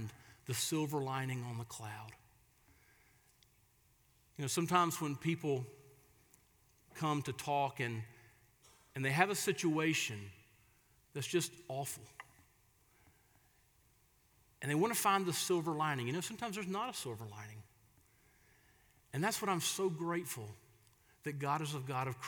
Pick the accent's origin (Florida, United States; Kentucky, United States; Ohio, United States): Florida, United States; moved away; my hometown down in Florida